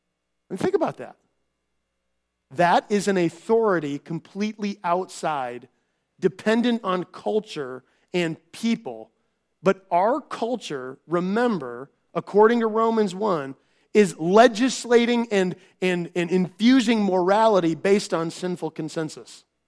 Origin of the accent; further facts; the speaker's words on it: Minnesota, United States; because I came from Minnesota, that this is going on.